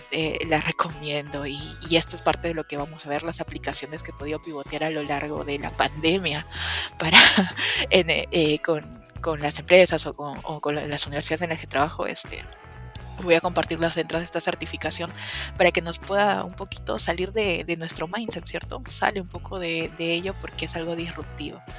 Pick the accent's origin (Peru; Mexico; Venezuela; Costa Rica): Peru; yo soy peruana